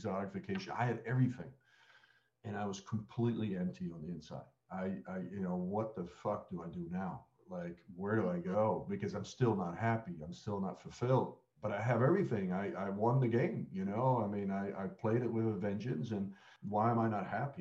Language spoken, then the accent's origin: English; a town just outside Amsterdam, North Holland, Netherlands; moved away as an adult; also born or lived in Australia / United States; I grew up in Holland